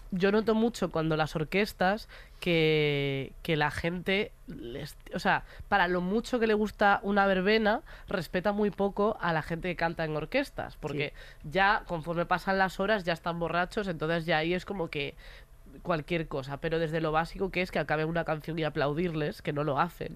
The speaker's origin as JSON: {"language": "Spanish", "region": "Galicia", "country": "Spain", "said": "yo soy de Galicia"}